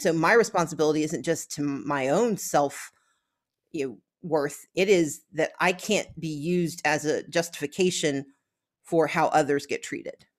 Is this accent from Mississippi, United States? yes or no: yes; Gulfport, Mississippi, United States; where I grew up in Gulfport, Mississippi